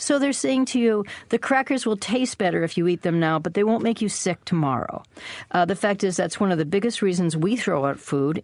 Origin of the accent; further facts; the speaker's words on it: Minnesota, United States; now in Maine, United States; I was born in Minnesota, and my grandparents were Scandinavian immigrants who had a dairy farm